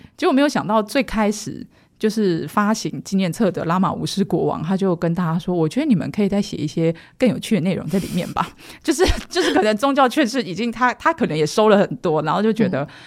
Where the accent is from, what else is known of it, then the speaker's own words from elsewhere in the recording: Taiwan; moved away as an adult; also born or lived in Shanghai / Thailand; 我是土生土长台湾人